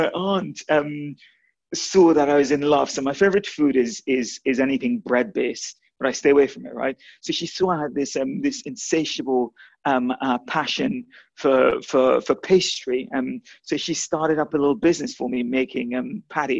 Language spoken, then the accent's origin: English; Guyana; moved away; I was born, interestingly enough, I was born in South America. I was born in the only English-speaking country in South America, which is British Guyana.